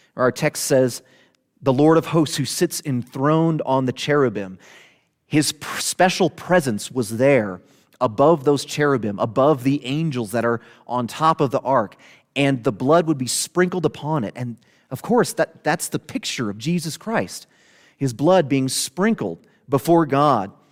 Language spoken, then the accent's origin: English; Southern Illinois, United States; moved away; I'm from Southern Illinois